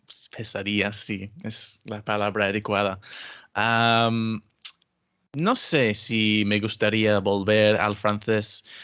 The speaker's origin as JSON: {"language": "Spanish", "region": "England", "country": "United Kingdom", "first_language": "English", "second_language": "Spanish", "said": "soy inglés eh, británico"}